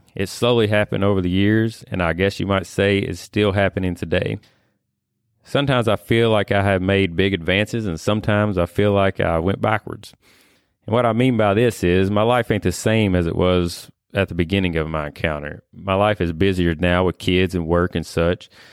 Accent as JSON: {"language": "English", "town": "Whitesville", "region": "Kentucky", "country": "United States", "tie": "born or raised there", "said": "born and raised in Whitesville, Kentucky here"}